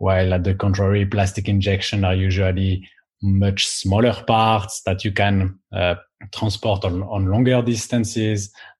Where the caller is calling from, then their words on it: Amsterdam, North Holland, Netherlands; So I'm calling from Amsterdam in the Netherlands.